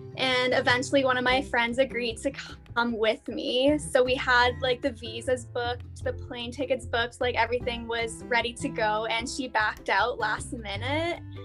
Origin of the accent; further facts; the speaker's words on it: Canada; moved away as an adult; It was pretty easy as a Canadian, I think, because like the they're Commonwealth countries, so it's quite easy to for me to apply for Australia